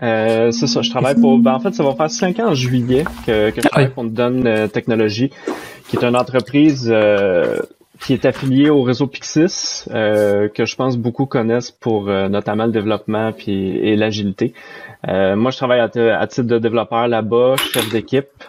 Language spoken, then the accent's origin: French; Saint-Jérôme, Quebec, Canada; je viens de euh, Saint-Jérôme, qui est une ville au Canada qui est à environ 40 minutes au nord de Montréal